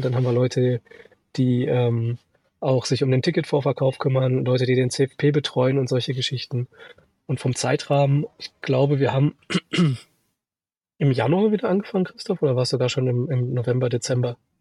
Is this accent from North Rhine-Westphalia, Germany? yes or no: yes; Sauerland, North Rhine-Westphalia, Germany; now in Munich, Germany; komme nicht aus Österreich, aus dem schönen Sauerland. Mich hat es auch irgendwann nach München verschlagen, mittlerweile schon 15 Jahre hier in München